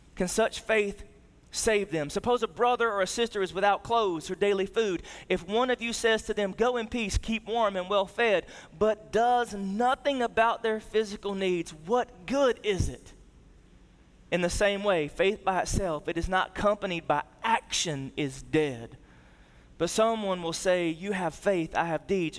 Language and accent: English; the South, United States; we grew up in the South and, and we grew up in church.